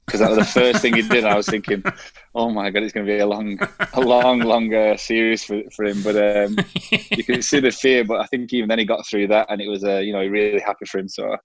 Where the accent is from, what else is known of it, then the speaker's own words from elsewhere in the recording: Burnley, North West England, United Kingdom; accent: Burnley; my Burnley accent